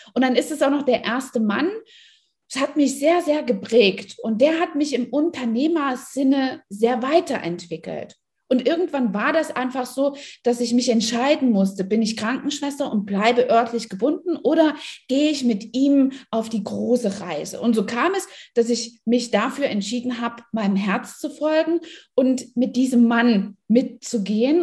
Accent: East Germany, Germany; ich bin in Ostdeutschland groß geworden

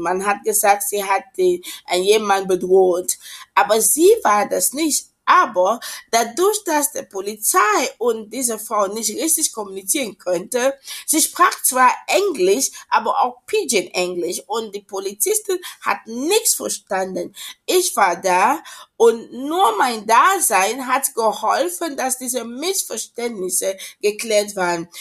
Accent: Cameroon; German is a second language; moved away as an adult; also born or lived in Esslingen, Germany; now in Germany; ursprünglich komme ich aus Kamerun und uh, bin ich auch dort aufgewachsen, uh, bin nach Deutschland ähm, 2002 gekommen, um hier zu studieren.

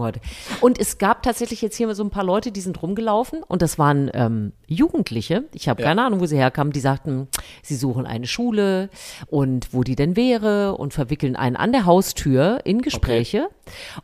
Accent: Thuringia, Germany; moved away; ich komme ja eigentlich aus Thüringen

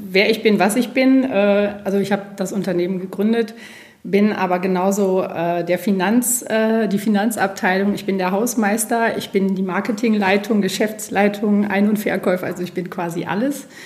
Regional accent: North Rhine-Westphalia, Germany; Ich bin ein Münsterlandei durch die Recherche, weil das Konzept ist eben unser Münsterland.

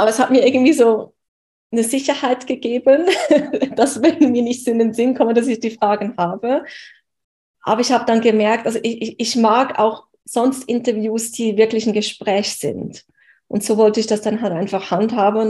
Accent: Switzerland; aus der Schweiz, wo ich her bin

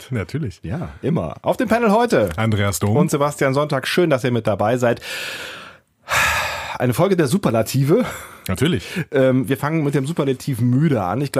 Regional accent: Rhineland, Germany; dass wir aus dem Rheinland kommen

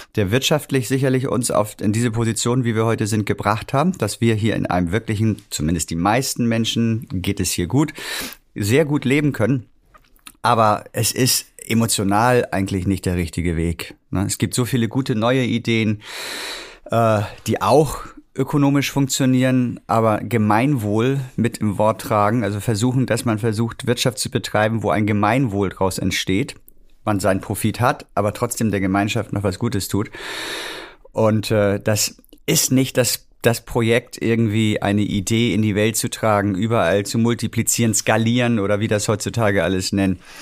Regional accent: Hamburg, Germany; moved away as an adult; also born or lived in Winterhude, Hamburg; Ich komme wirklich mitten aus der Stadt. Ich bin in Roterbaum, Havestehude groß geworden

